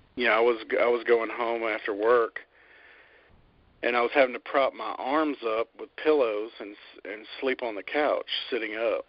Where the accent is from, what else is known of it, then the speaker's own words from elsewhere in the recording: Birmingham, Alabama, United States; I'm from America, obviously, and uh, I was born in Birmingham, Alabama